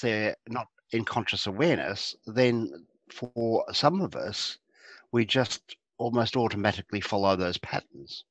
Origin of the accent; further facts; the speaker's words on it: Geelong, Victoria, Australia; I grew up in Geelong, which is a town south of mm. Melbourne